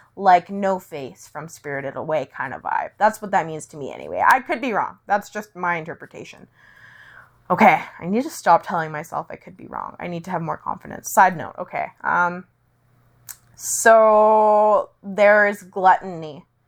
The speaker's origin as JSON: {"language": "English", "town": "Langley", "region": "British Columbia", "country": "Canada", "tie": "born or raised there", "said": "I was born on a snowy day in a dreary, rainy town, which was both beautiful and, uh, rural, but also had an urban kick to it, called Langley, B C"}